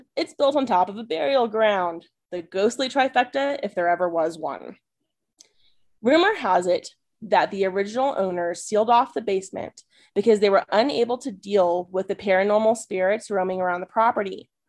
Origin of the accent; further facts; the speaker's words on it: San Antonio, Texas, United States; my hometown, San Antonio, Texas.